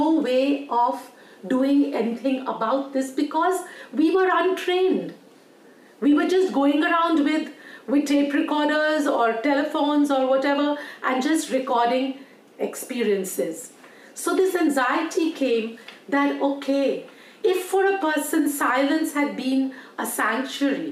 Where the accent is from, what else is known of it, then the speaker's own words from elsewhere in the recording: Delhi, India; everybody else in the refugee colony that we grew up in Delhi